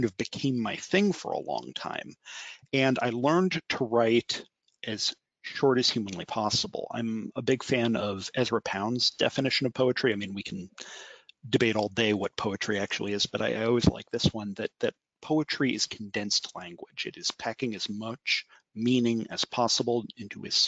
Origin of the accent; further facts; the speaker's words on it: Harrisburg, Pennsylvania, United States; moved away as an adult; now in Washington, D.C., United States; I'm originally from Harrisburg, Pennsylvania